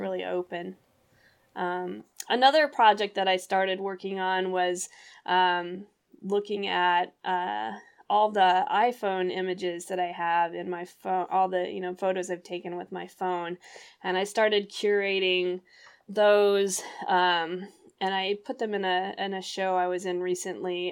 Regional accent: Missouri, United States; my hometown here where I live in Missouri

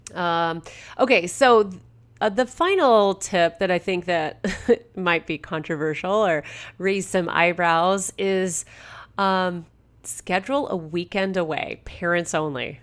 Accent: Southern California, United States; also born or lived in Toronto area, Canada; now in Toronto, Canada; I'm a born and raised from California. And so growing up in Southern California, we didn't have cottages

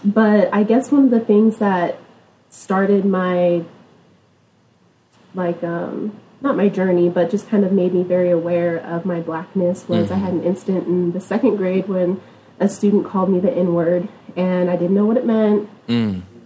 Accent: Stockton, California, United States; I was born and raised in Stockton, California, a little bit, maybe like an hour away from Sacramento.

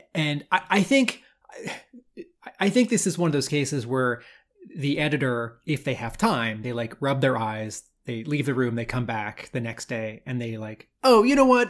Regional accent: United States; I grew up near Washington D.C.

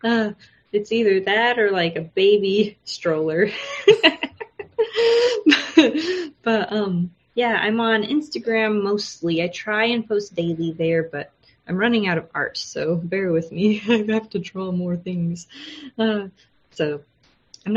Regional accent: United States; moved away as an adult; now in Japan; I'm American

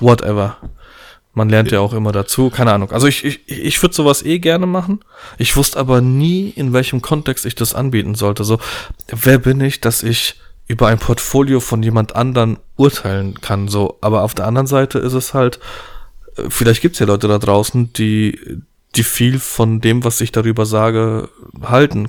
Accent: Poland; ich bin Pole, wir haben ein bisschen viel Familie

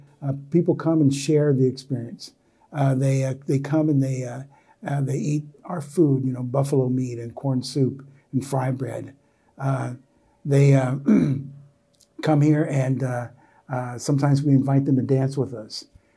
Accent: Philadelphia, Pennsylvania, United States; I'm from Philly. We don't do that in Philly.

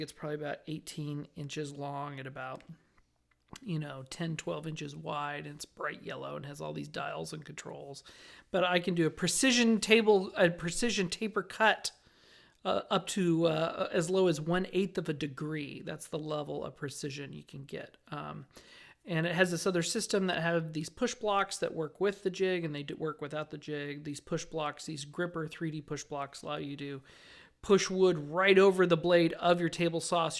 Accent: Las Vegas, Nevada, United States; I grew up in Las Vegas

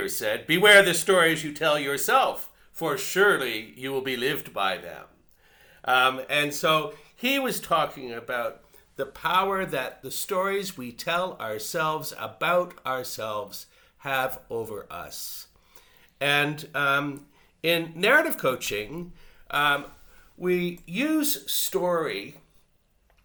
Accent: Canada; moved away as an adult; now in Australia; I'm originally from Canada, and so my life is divided into two parts. The first part was in Canada and the second part here in Australia.

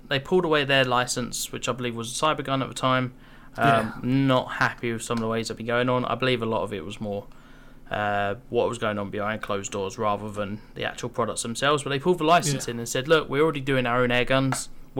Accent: United Kingdom; especially being a Brit

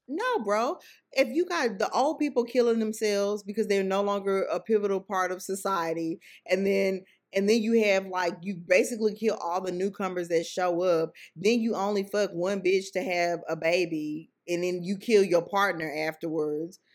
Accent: Sugar Land, Texas, United States; I grew up in Sugarland, Texas.

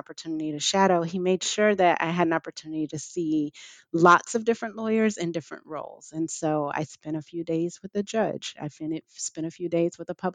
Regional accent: Detroit, Michigan, United States; I'm from Detroit

